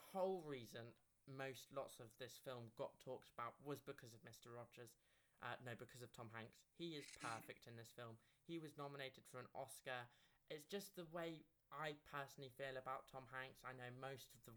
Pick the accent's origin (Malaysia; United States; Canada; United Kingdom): United Kingdom; we're both British